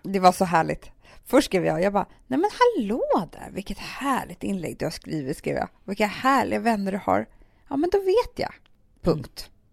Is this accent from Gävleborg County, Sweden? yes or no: no; Stockholm, Stockholm County, Sweden; Södermalm där vi växte upp med Alex